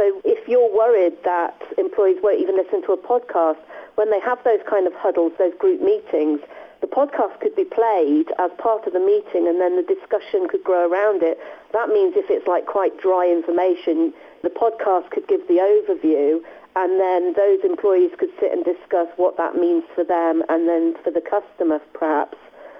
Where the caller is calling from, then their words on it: Leamington Spa, West Midlands, United Kingdom; I am in Leamington Spa. I would like to say sunny Leamington Spa, but it is really quite miserable here.